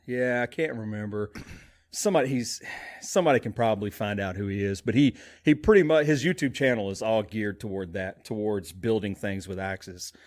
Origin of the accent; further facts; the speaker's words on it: Alaska, United States; moved away; growing up in Alaska for some time